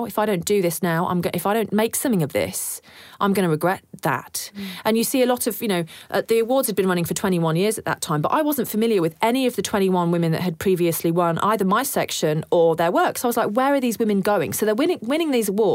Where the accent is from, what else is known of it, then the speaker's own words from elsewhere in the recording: United Kingdom; now in Australia; Being British born as well